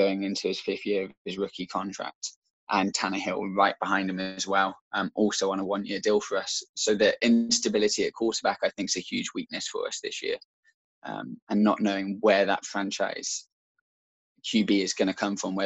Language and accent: English; Shropshire, West Midlands, United Kingdom; I'm from Shropshire